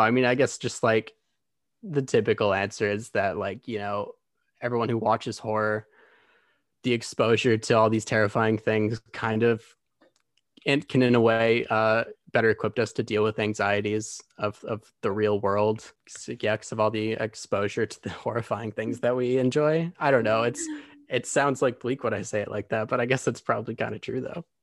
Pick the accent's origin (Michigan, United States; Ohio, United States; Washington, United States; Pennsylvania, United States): Michigan, United States; Grand Rapids; moved away as an adult; now in Los Angeles, United States; I'm originally from Grand Rapids, Michigan. I moved to L A about four years ago.